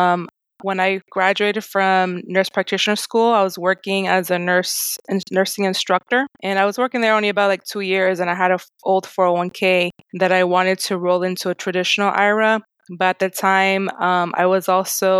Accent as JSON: {"language": "English", "town": "Miami", "region": "Florida", "country": "United States", "tie": "born or raised there", "said": "I'm actually from Miami, Florida. I'm second generation Haitian American"}